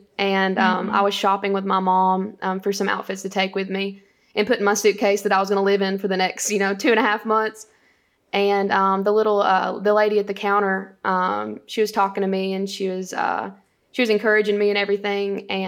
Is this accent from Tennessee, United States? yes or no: yes; Winchester, Tennessee, United States; So I grew up in Grootley Lager, Tennessee, and Winchester, Tennessee later on. But so growing up, small town